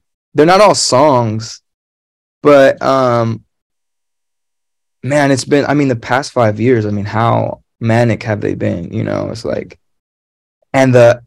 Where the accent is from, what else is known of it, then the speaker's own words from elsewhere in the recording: Los Angeles, California, United States; I'm from San Pedro